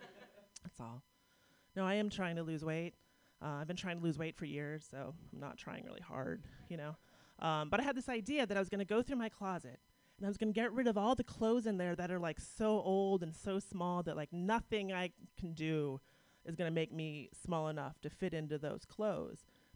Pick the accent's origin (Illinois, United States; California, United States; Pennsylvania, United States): Pennsylvania, United States; Pittsburgh; Yeah, I'm from Pittsburgh. This is my first time in San Francisco.